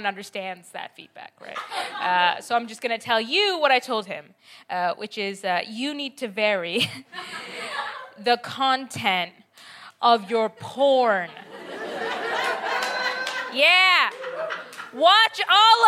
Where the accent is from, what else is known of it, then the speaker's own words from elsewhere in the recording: Canada; accent: Canadian; also born or lived in Bangladesh; now in United Kingdom; My accent is Canadian. I'm British, Bangladeshi, Canadian, actually